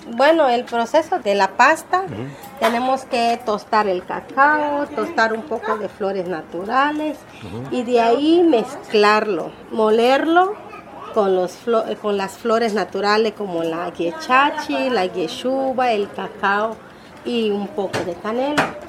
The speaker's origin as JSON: {"language": "Spanish", "town": "Juchitán", "region": "Oaxaca", "country": "Mexico", "said": "Soy de aquí de Juchitán, vivo en la quinta sección"}